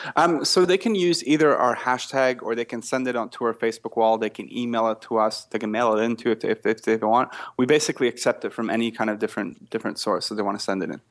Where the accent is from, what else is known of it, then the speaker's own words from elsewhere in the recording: Canada; accent: Canadian; now in Australia; I'm actually not Australian, but I'm French Canadian